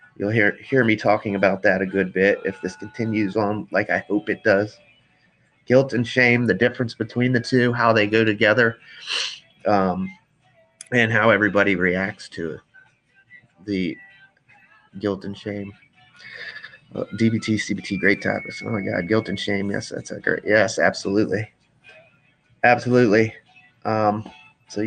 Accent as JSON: {"language": "English", "town": "Frederick", "region": "Maryland", "country": "United States", "tie": "born or raised there", "said": "I was born here in Frederick, Maryland, and 34 years later, I still live in Frederick, Maryland"}